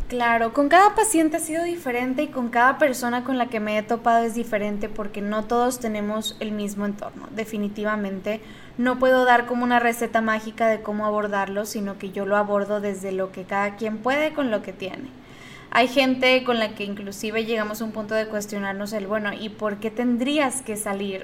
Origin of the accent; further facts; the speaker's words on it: Monterrey, Nuevo León, Mexico; Yo soy de Monterrey